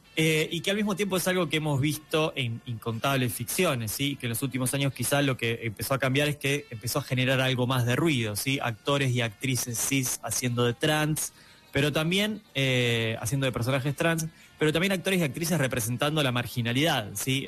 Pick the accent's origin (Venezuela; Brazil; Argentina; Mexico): Argentina; acá en Argentina hablamos de cine nacional